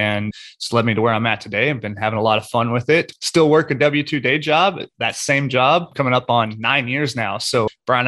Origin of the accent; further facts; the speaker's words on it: Oklahoma, United States; moved away as an adult; also born or lived in Houston, Texas; I was born and raised in Oklahoma, kind of a lower to middle class upbringing